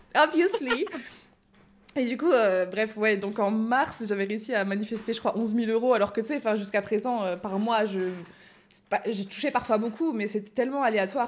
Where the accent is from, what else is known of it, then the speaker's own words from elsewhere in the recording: Belgium; now in France; je suis belge